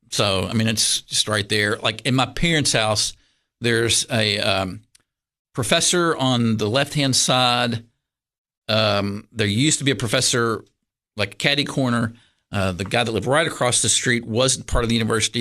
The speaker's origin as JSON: {"language": "English", "town": "Lexington", "region": "Kentucky", "country": "United States", "tie": "born or raised there", "also_born_or_lived": "Georgetown, Kentucky", "said": "I grew up in Lexington, Kentucky"}